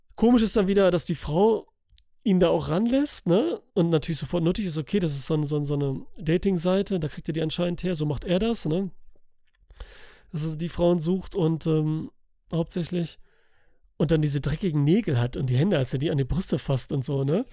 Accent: Italy; für mich als Italiener

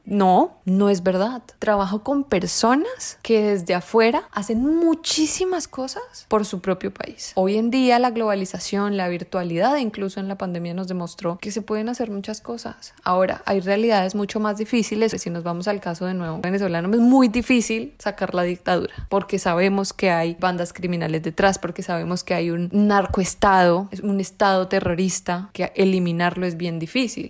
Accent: Colombia; moved away as an adult

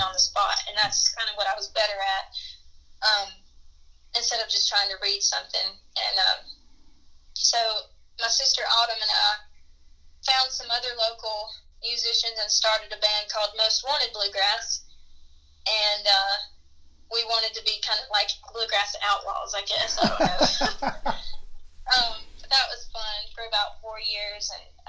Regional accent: Union Mills, United States; my hometown of Union Mills

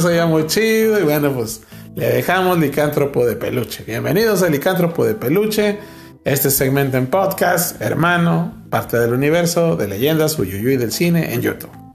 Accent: Nuevo León, Mexico; somos originarios de Sanico Ranch, ah. en Nuevo León, la capital del cabrito

